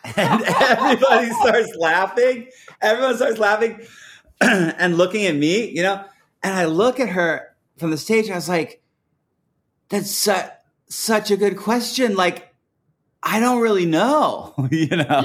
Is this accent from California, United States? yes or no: no; Portland, Oregon, United States; growing up in Portland, I mean, everyone was from here